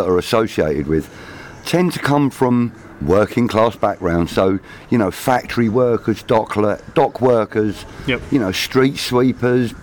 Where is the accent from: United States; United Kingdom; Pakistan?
United Kingdom; as a British football fan